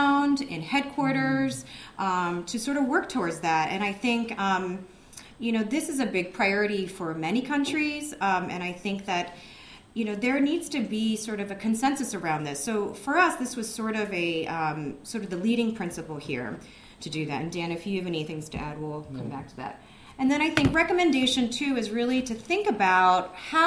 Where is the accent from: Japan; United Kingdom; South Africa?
Japan; now in United States; I'm originally from Japan